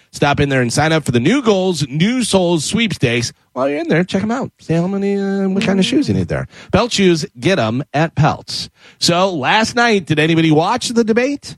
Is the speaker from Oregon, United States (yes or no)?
no; Illinois, United States; growing up in Illinois